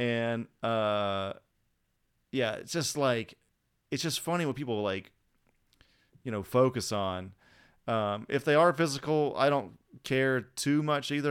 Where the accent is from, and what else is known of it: United States